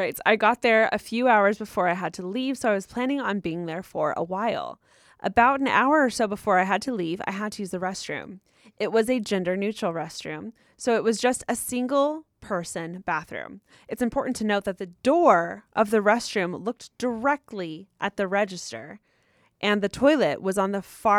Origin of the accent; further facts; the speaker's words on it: Rancho Cucamonga, California, United States; For context, I'm from Rancho Cucamonga over in the IE.